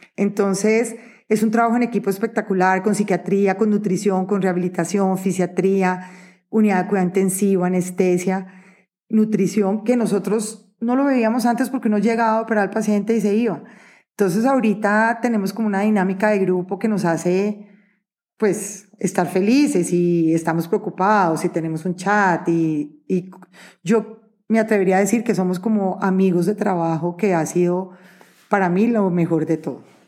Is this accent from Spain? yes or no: no; Neiva, Huila, Colombia; nací en Neiva Huila y hay que apoyar la tierrita